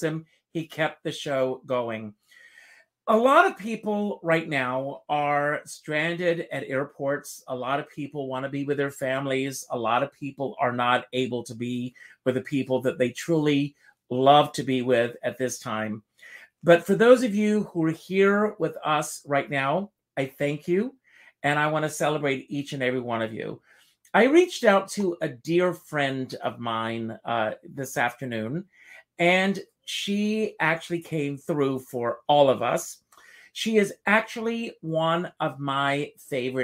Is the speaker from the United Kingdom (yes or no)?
no; Myrtle Beach, South Carolina, United States; in Myrtle Beach, South Carolina, my hometown